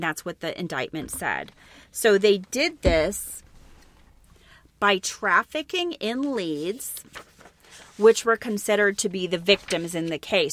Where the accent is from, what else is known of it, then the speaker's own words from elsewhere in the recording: Elmwood, Wisconsin, United States; where I grew up in Wisconsin, Elmwood, Wisconsin, was right next to the town of Plainfield, Wisconsin